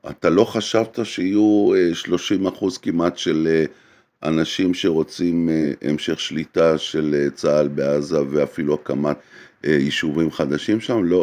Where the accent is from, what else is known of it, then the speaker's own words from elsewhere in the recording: Israel; מבחינתי זו הייתה התחושה כישראלי